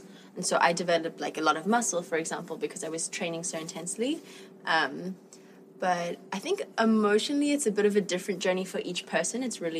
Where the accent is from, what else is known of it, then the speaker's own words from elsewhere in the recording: South Africa; moved away as an adult; now in Montreal, Canada; Well, I'm originally from South Africa. My dad's South African and my mom's French. And I was born and raised there until about 4 years ago. I moved to Canada to do the National Circus School there.